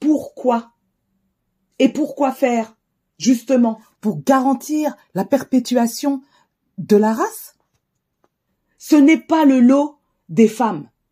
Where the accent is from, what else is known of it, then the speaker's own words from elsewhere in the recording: Cergy, Île-de-France, France; J'ai grandi à Cergy